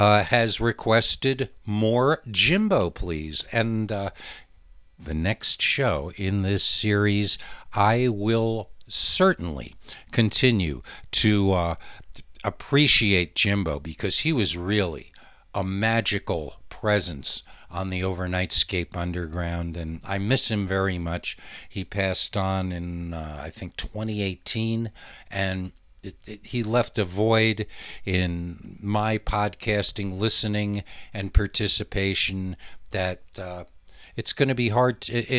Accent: El Paso, Texas, United States; moved away; I haven't lived in my hometown of El Paso for over half my life now, and I wouldn't recognize it if I went back. I'm starting to feel like I'm not from there anymore.

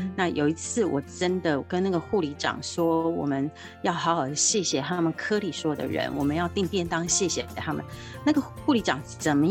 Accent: Tainan, Taiwan; 我是台南人

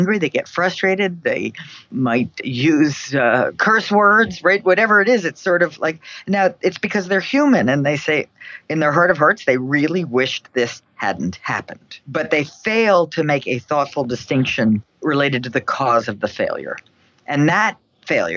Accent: New York City, New York, United States; now in Boston, United States; My hometown. I mean, where I'm from, where I grew up, where my parents grew up is New York City.

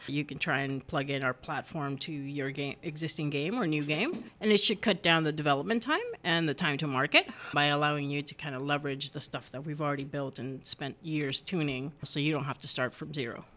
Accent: United States; English is a second language; growing up in the U S and not having learned English until after I'd been in school for a while

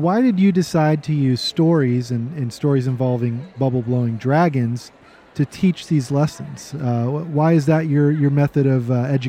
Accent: Texas, United States; accent: Texas; I have a Texas accent that comes out once in a while

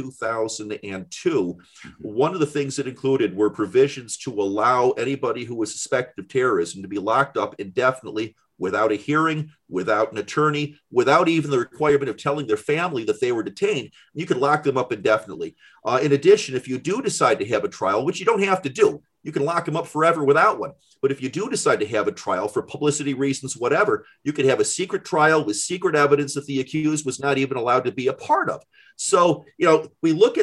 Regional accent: Michigan, United States; I was born in Michigan, but my family is from Quebec

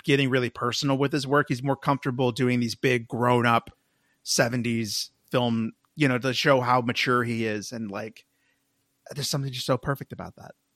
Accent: Texas, United States; as a Texan

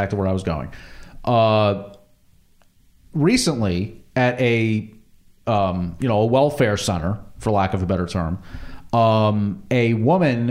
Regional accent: New Jersey, United States; I'm from New Jersey

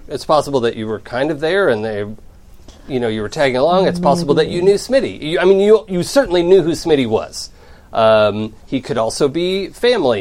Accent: Seattle, Washington, United States; I'm from Seattle originally

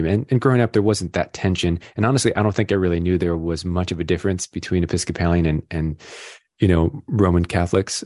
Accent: Rochester, New York, United States; I grew up in Rochester, New York

